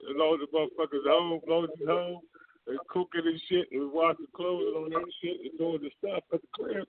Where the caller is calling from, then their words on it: Pittsburgh, Pennsylvania, United States; Oh, Pittsburgh, PA.